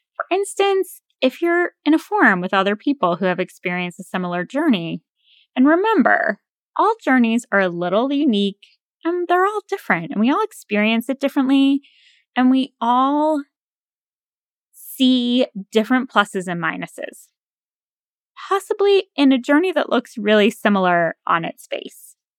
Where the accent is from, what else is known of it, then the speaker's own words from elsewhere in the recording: New England, United States; now in near the Potomac River, United States; growing up in New England